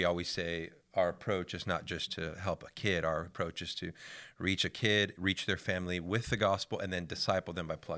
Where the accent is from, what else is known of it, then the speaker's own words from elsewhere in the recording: Tampa, Florida, United States; my wife Monica. We're from Tampa, Florida.